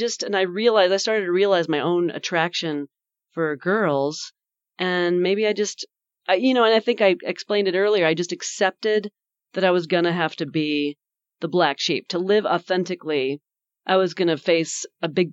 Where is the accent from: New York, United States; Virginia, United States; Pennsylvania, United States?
New York, United States; I grew up in New York State, and it was real cold